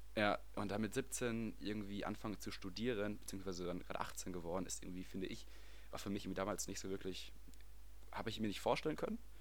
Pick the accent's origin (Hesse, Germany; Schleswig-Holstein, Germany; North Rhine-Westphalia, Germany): North Rhine-Westphalia, Germany; Wesel; moved away as an adult; now in Netherlands; ich komme aus Wesel, bin da geboren, aufgewachsen, zu, zur Schule gegangen